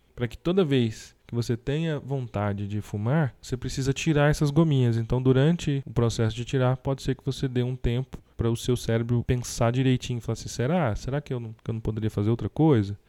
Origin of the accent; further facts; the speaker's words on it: Brazil; temos como brasileiros